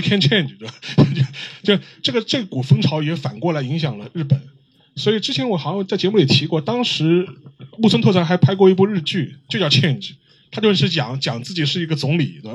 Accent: China; 我们中国人

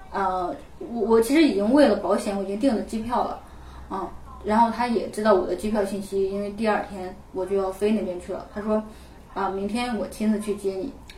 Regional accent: China; 作为一个，呃，中国人

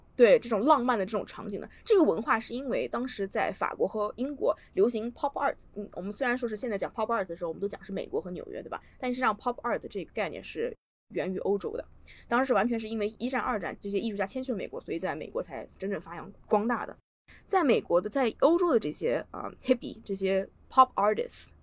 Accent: China; moved away; 我在我老家的时候，我，我在国内的时候，我小的时候住在河边上，我家旁边有一道，当时可以说是臭名昭著的臭水河

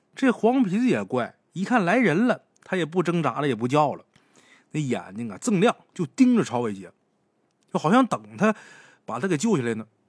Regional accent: Liaoning, China; 我老家那地方，辽宁

